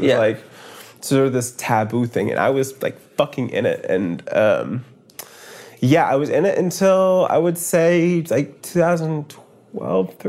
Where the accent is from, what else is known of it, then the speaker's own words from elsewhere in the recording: Maine, United States; now in Brooklyn, United States; I'm from Maine